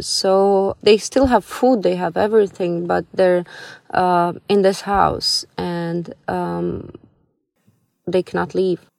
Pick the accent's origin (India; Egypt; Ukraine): Ukraine; Kyiv; I'm from Kiev, Ukraine